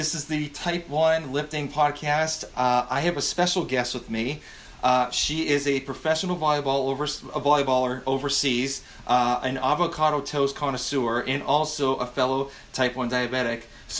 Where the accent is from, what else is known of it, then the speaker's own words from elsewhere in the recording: Massachusetts, United States; moved away as an adult; now in Georgia, United States; Yeah, I'm actually a transplant from Georgia. So I'm originally from Massachusetts and we moved down here.